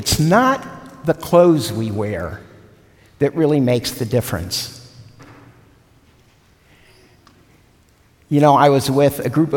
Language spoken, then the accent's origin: English; Cincinnati, Ohio, United States; moved away; Cincinnati, my hometown